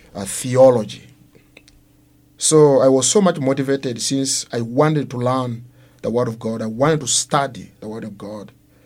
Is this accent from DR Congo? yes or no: yes; DR Congo; first language Luo; English is a second language; moved away as an adult; also born or lived in Uganda; I'm from Congo